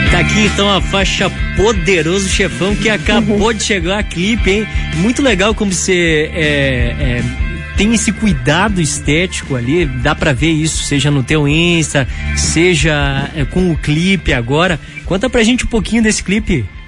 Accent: Brazil; como brasileiros

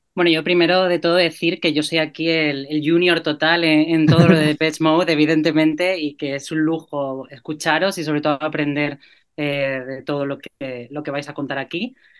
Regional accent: Granada, Andalusia, Spain; Yo soy de Granada

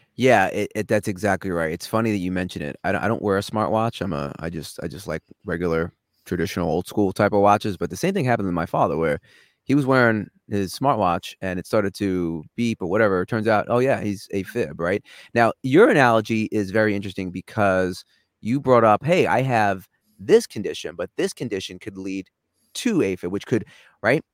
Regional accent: New York, United States; accent: New York; moved away as an adult; now in Los Angeles, United States; I grew up in New York

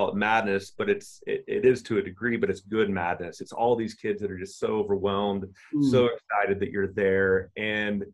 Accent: Oklahoma, United States; accent: southern drawl; I grew up in Oklahoma, and my dad, he had goats

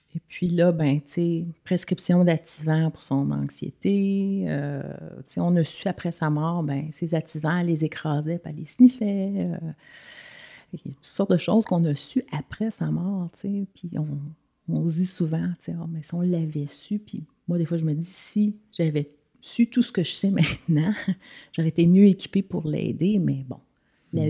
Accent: Quebec, Canada; moved away as an adult; also born or lived in United States; on a vécu aux États-Unis. Fait qu'on est parti du Québec

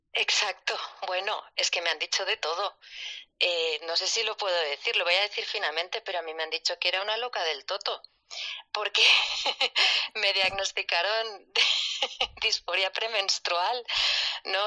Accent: Barcelona, Catalonia, Spain; soy de Barcelona, tengo 48 años

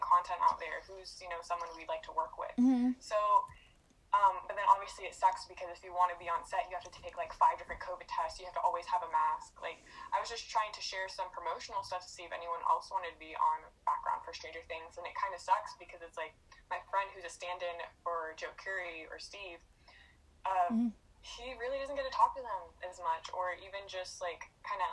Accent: Ceiba, Puerto Rico; now in Florida, United States; So originally I'm from Ceiba, Puerto Rico

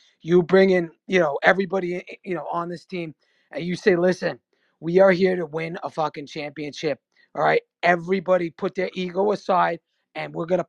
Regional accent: New York City, New York, United States; I grew up in Queens.

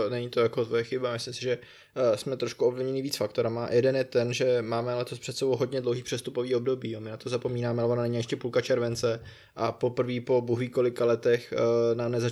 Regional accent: South Bohemian Region, Czechia; já jsem z Jižní Čech.

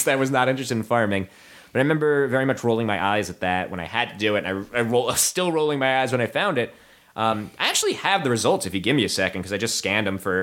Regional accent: New Jersey, United States; also born or lived in New York / Pennsylvania; I grew up in New Jersey

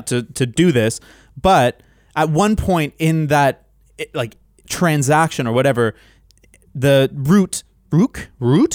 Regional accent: London, United Kingdom; accent: Cockney; a English person with a Cockney accent

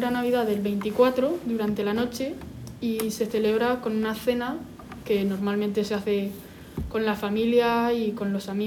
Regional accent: United States; now in Spain; soy estadounidense, mi madre es francesa y mi padre es colombiano.

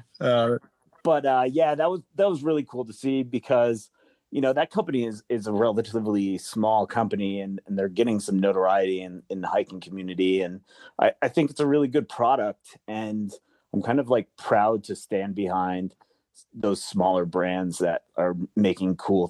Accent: Colorado, United States; I'm a Melanzana guy, you know, and I know it's just a grid fleece hoodie, but it's my home state here

